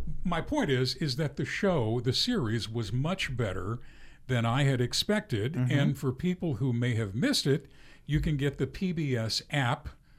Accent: the South, United States; And I was raised in the South.

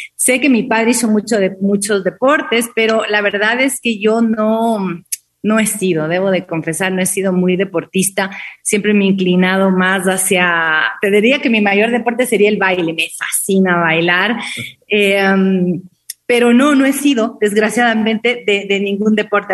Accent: Quito, Pichincha, Ecuador; yo nací en Quito

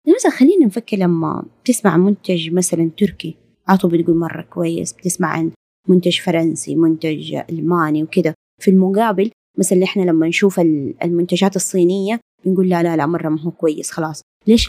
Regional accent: Saudi Arabia; نحن مرة عندنا في السعودية

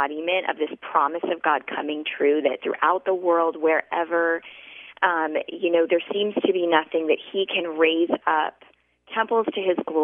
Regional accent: Wisconsin, United States; moved away as an adult; now in Arizona, United States; I'm from Wisconsin, so I didn't grow up in this. I'm still not used to the desert.

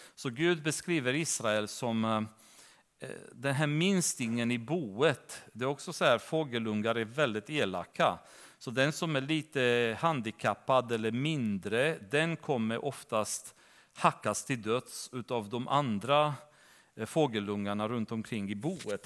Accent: Romania; now in Sweden; församlingen som jag växte upp i Rumänien

